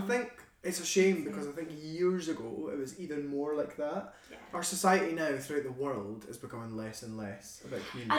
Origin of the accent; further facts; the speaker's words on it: Scotland, United Kingdom; I'm Scottish